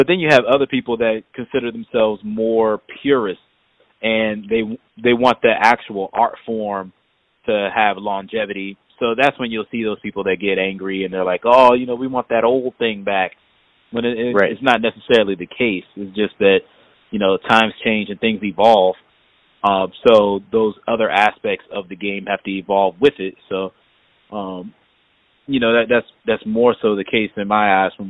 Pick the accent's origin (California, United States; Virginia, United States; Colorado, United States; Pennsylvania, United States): Virginia, United States; Hampton; moved away; my hometown of Hampton